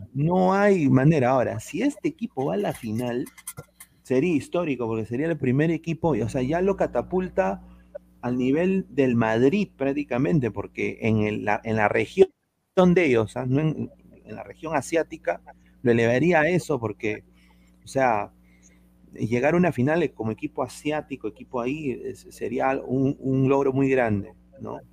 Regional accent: Peru; yo, yo soy peruano

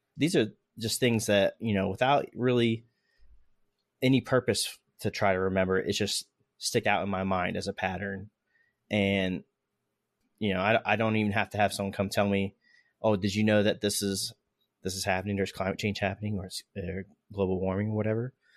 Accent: Florida, United States; we're both from Florida. Uh, I've noticed when I was growing up, uh, hurricane season

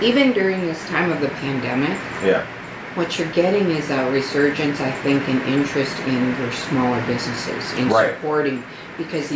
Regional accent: Aurora, Illinois, United States; I am from Aurora, Illinois, born and bred, and I'm still in the area

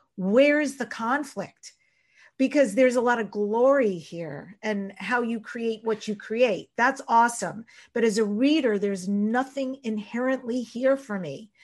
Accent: Long Island, New York, United States; I grew up on Long Island in New York

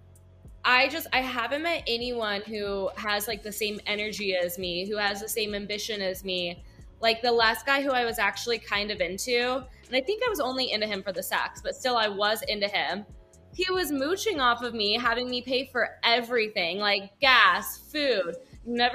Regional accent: Manhattan Beach, California, United States; I'm from Manhattan Beach, though, which is like a smaller little community in LA. Still technically LA because it's right next to LAX, but my parents, they raised me in the church community

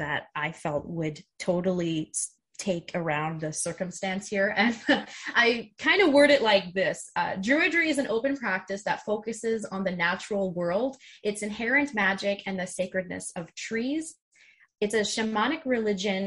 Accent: Canada; I'm actually a Canadian

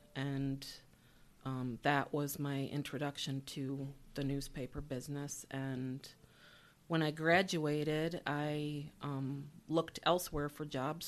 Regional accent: Syracuse, New York, United States; I grew up here in Syracuse on the, in the university area on Euclid Ave between Ackerman and Sumner.

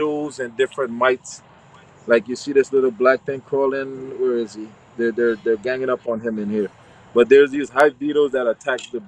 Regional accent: U.S. Virgin Islands; now in Florida, United States; I was raised in the Virgin Islands, St. Croix

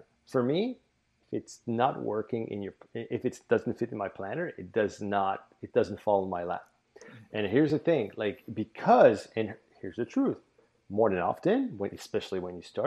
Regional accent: New Brunswick, Canada; first language French; English is a second language; I'm in New Brunswick, Canada, right? So yes. I'm in the Maritimes. Yeah. You might notice my French is actually my first language.

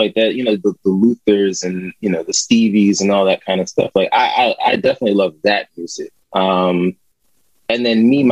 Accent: Yeadon, Pennsylvania, United States; also born or lived in Philadelphia, Pennsylvania; I was born in Southwest Philly. I was born in Hahnemann Hospital

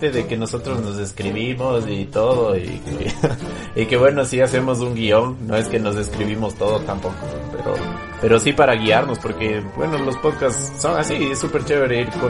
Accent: Ecuador; el establecimiento del símbolo patrio que nos identifica como ecuatorianos, que es el escudo

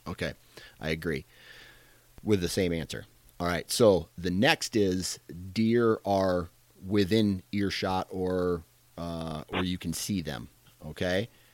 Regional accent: Iowa, United States; I am from Iowa.

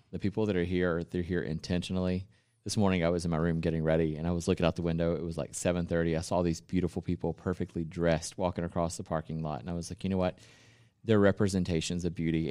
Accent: the South, United States; I'm from the South

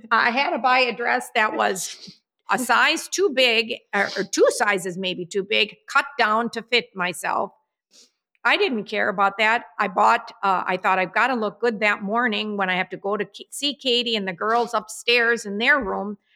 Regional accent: New York City, New York, United States; I am a New Yorker. I saw a rat.

